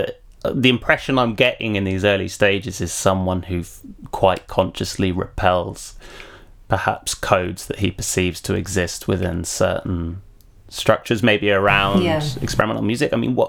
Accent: United Kingdom; As a Brit, always like to see the word arsehole crop up.

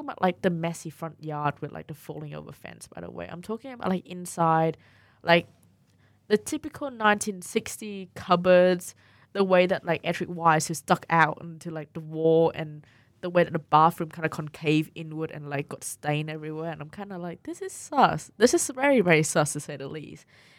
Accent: Vietnam; also born or lived in Victoria, Australia; now in Canberra, Australia; I'm from Vietnam

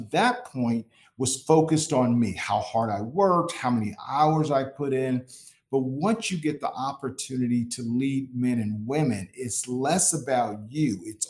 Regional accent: Indianapolis, Indiana, United States; also born or lived in Florida; I grew up, I like to consider myself a Midwestern boy. I was born in Florida, but grew up in Indianapolis. My formative years were spent there.

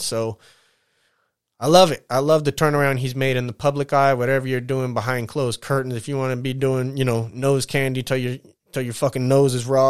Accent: San Bernardino, California, United States; I'm from the Dino, Corona, fifteen-minute drive, real close.

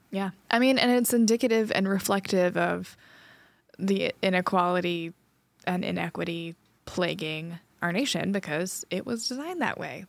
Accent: Trinity, North Carolina, United States; moved away; my hometown in Winston Sa-, in Trinity, North Carolina

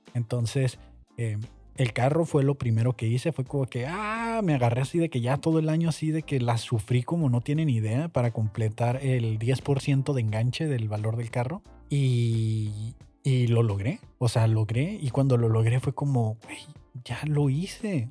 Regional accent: Mexico

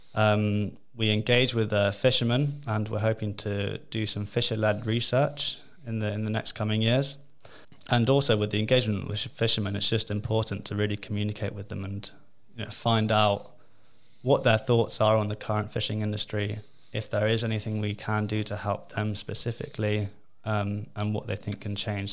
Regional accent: Jersey; also born or lived in United Kingdom; I'm from Jersey. I s, I grew up here

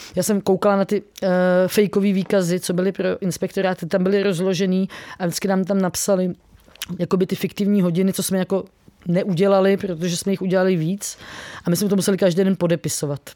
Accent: Czechia; jsem z Česka

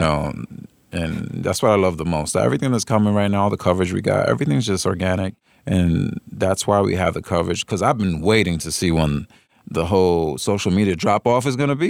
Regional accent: New York, United States; I'm not from New York, but I am, born and raised

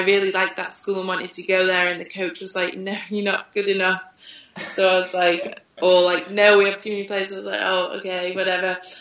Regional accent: United Kingdom; moved away as an adult; now in France; being British

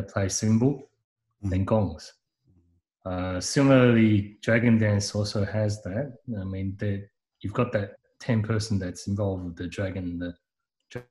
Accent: Hong Kong; now in Sydney, Australia; we come from Hong Kong

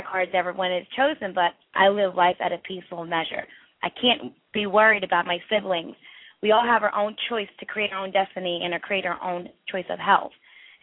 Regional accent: India; I'm from India

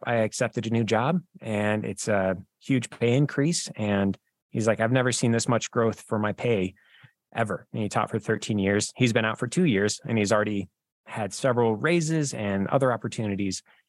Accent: Wyoming, United States; I'm from Wyoming

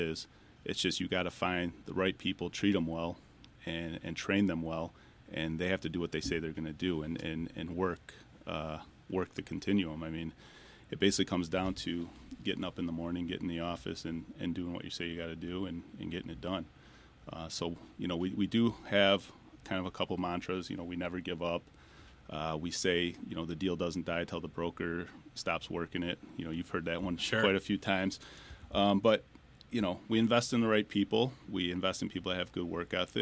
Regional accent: Southeast Michigan, United States; I was born and raised here in Southeast Michigan.

